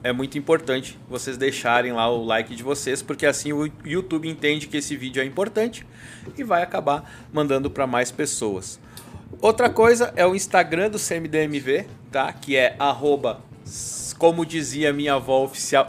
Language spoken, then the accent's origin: Portuguese; South Region, Brazil; moved away as an adult; now in São Paulo, Brazil; quando eu saí do Sul, eu trabalhava numa empresa, uma multinacional lá no Sul